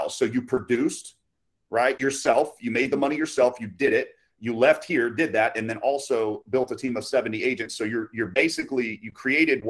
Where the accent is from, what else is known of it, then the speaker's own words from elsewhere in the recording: Haines City, Florida, United States; I'm from Haines City, small city. All there used to be is orange groves in a couple neighborhoods back when I was born in 1991. So, but yes, born and raised.